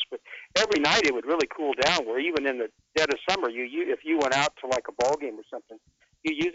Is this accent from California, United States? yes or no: yes; Long Beach, California, United States; growing up in Long Beach